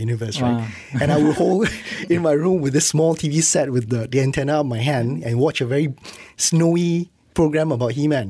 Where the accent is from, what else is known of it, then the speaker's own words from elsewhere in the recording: Johor Bahru, Johor, Malaysia; I'm from Johor Bahru.